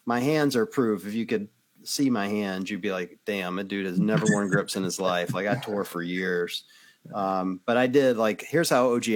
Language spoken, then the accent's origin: English; Cleveland, Ohio, United States; I'm from Cleveland